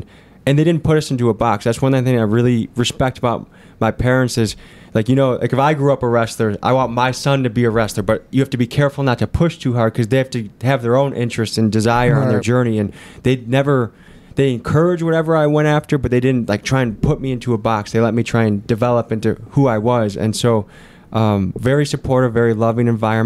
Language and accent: English; Crystal Lake, Illinois, United States; I was born in Crystal Lake, Illinois.